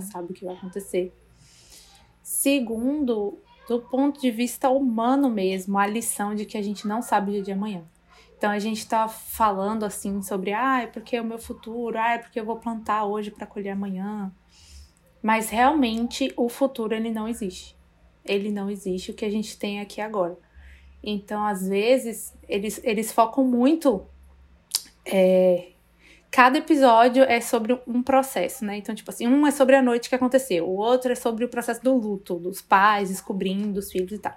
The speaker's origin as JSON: {"language": "Portuguese", "country": "Brazil", "said": "a gente como brasileiro"}